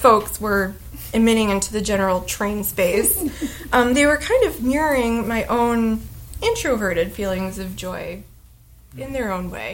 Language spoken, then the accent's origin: English; United States; I'm American